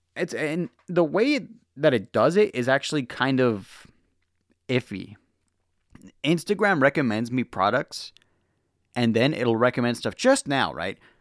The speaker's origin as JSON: {"language": "English", "town": "Los Angeles", "region": "California", "country": "United States", "said": "I'm from Los Angeles"}